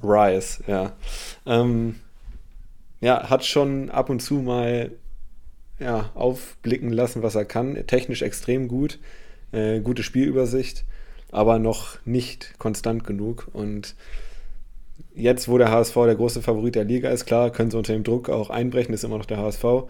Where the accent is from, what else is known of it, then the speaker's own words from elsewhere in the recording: Bremen, Germany; ich als Bremer